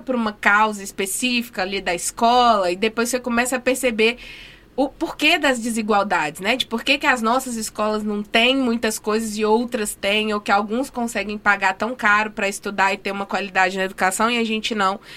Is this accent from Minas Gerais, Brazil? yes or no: yes; Minas Gerais, Brazil; now in Rio Grande do Norte, Brazil; Eu sou de Minas, né? Sou mineira, mas estou naturalizada potiguar